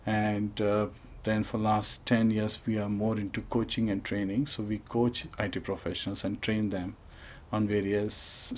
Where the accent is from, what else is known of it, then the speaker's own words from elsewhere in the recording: Bhopal, Madhya Pradesh, India; I was born in India. Where in India? Bhopal in Madhya Pradesh.